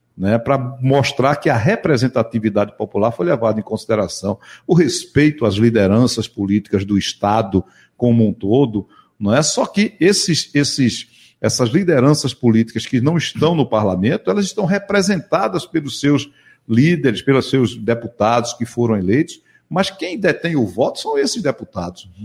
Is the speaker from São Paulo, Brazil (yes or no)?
no; Igarassu, Pernambuco, Brazil; also born or lived in Goiana (born) / Taquaritinga do Norte; eu nasci em Goiânia, fui batizado em Taquitinga e criado em Igaraçu